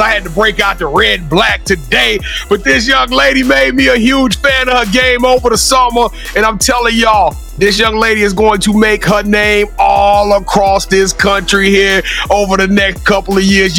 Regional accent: Louisiana, United States; I'm from Louisiana

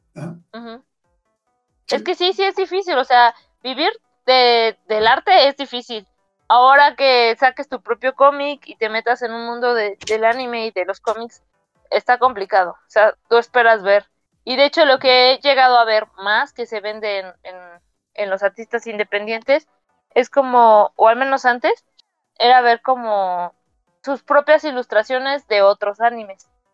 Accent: San Juan del Río, Querétaro, Mexico; moved away; mi pueblo, porque pues, es muy chiquito San Juan del Río

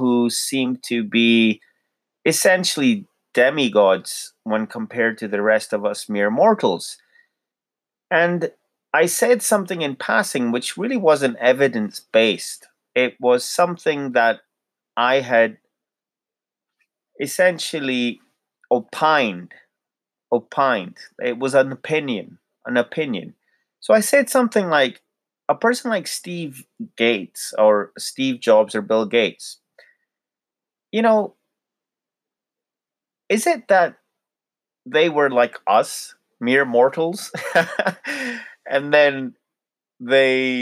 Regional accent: Lahore, Punjab, Pakistan; we are from Lahore in Pakistan

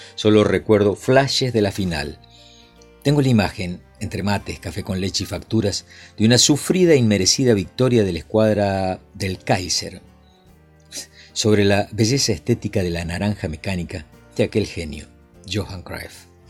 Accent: Jaime Prat, Mendoza, Argentina; A los nueve años vivía en mi pueblito de Jaime Prat, en Mendoza

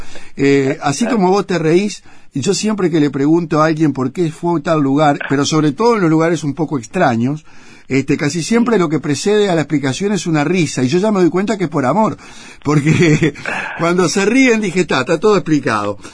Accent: Uruguay; como decimos acá

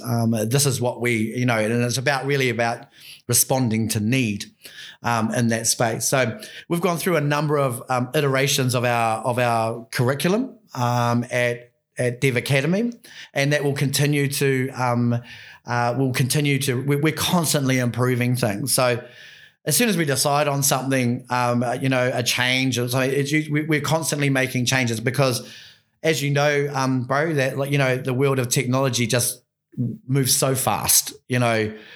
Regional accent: Bay of Islands, Te Rāwhiti, Northland, New Zealand; I'm from the Bay of Islands, bro. I'm from up at, um, up, up a little place called Te Rāwhiti.

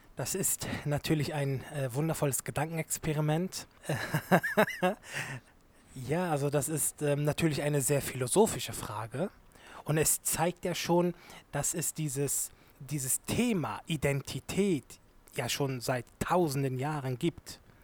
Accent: Germany; Ich bin sowohl Türke als auch Deutscher. Ich bin Deutsch-Türke

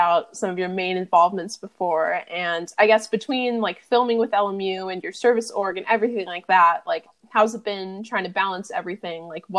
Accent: the Bay Area, California, United States; moved away as an adult; now in Los Angeles, United States; as someone from like the Bay

